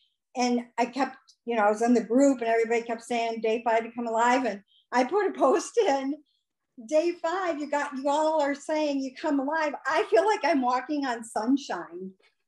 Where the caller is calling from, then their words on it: Stoughton, Wisconsin, United States; I'm calling from Stoughton, Wisconsin. It's a little Norwegian town, and we love to say ufta.